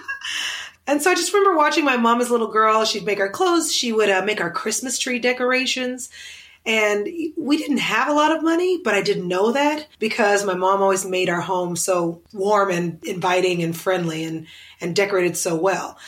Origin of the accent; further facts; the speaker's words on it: Oklahoma City, Oklahoma, United States; now in Los Angeles, United States; I grew up in Oklahoma City, right next to the capital of the city.